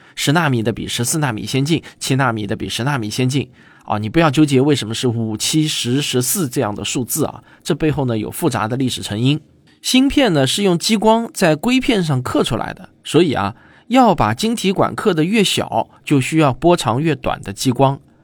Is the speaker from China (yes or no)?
yes; China; 我们中国人